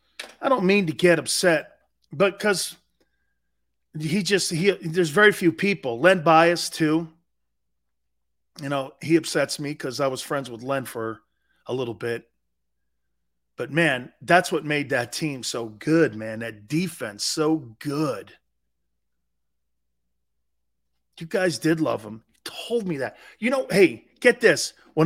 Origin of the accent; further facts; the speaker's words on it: New England, United States; moved away; I'm an East Coast dude. Born and raised in New England.